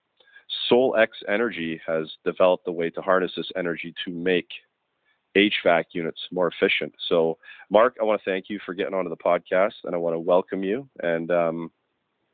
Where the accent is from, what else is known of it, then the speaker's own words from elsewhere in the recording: Scotland, United Kingdom; moved away; I'm originally from Scotland